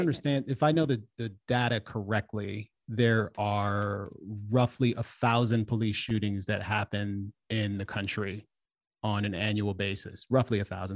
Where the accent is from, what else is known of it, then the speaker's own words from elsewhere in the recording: Washington, District of Columbia, United States; I'm from D C. My family is from Jamaica